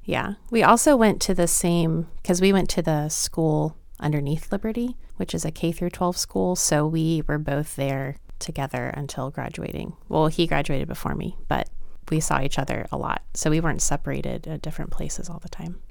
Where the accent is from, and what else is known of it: Lynchburg, Virginia, United States; born or raised there; moved away as an adult